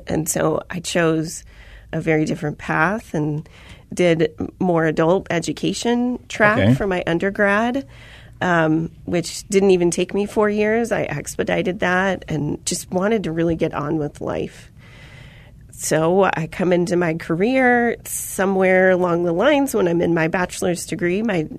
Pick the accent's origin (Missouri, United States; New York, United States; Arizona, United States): Arizona, United States; Chandler; So I'm a native to Arizona.